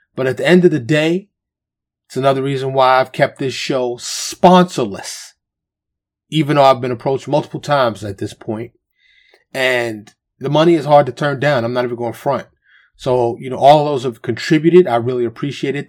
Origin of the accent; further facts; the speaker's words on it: New York City, New York, United States; now in Texas, United States; Born and raised in New York City, but I live in Texas